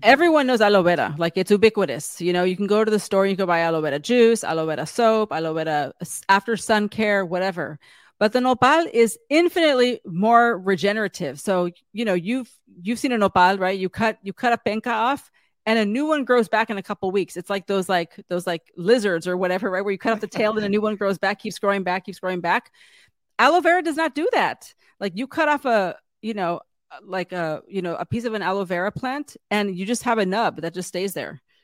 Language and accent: English; San Diego, California, United States; I grew up in San Diego, California, so about ten minutes from the border